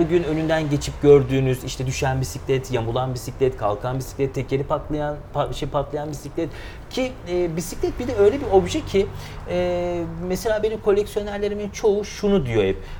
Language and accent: Turkish; Eskişehir, Turkey; moved away as an adult; also born or lived in Aydın / İzmir; 1987 Eskişehir doğumluyum e, tüm eğitim, öğretimi Eskişehir'de tamamladım.